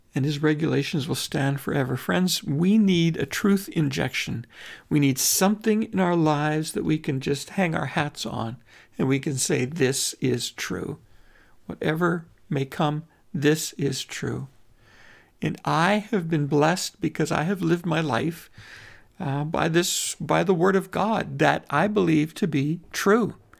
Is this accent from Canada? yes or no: yes; Canada